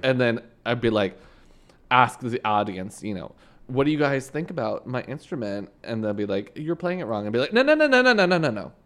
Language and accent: English; Canada; moved away; coming from Canada